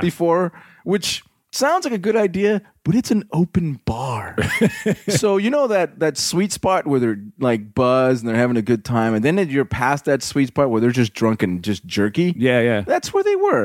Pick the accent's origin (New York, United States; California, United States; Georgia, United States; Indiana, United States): California, United States; Covina; also born or lived in Azusa, California; I grew up here in Southern California, a little burg called uh, Covina. I lived in Azusa